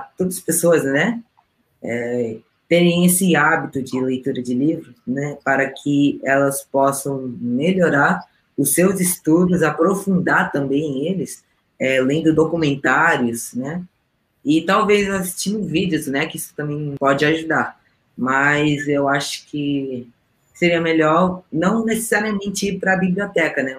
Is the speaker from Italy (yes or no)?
no; Peru; moved away; eu também falo espanhol, né, eu sou peruana